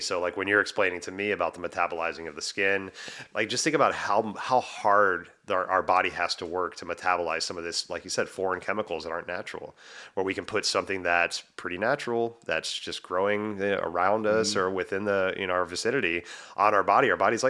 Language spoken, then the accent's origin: English; the South, United States; because I grew up in the South, like it's freaking hot as shit down there, right?